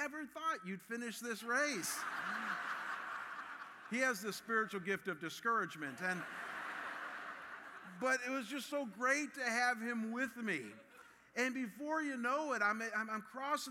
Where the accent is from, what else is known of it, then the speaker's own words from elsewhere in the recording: Cleveland, Ohio, United States; my hometown of Cleveland